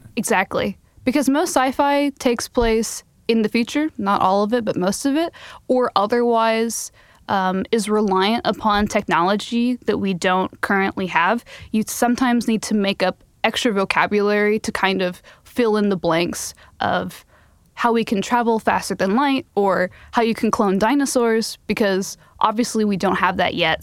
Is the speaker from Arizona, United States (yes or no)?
yes; Phoenix, Arizona, United States; Phoenix, my hometown in Arizona